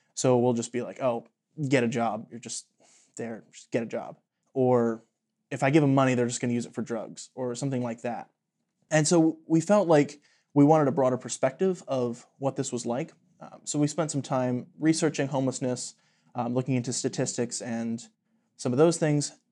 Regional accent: Latrobe, Pennsylvania, United States; I am from Latrobe, Pennsylvania

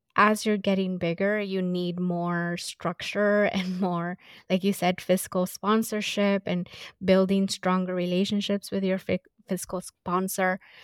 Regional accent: Los Angeles, California, United States; I grew up in South Central

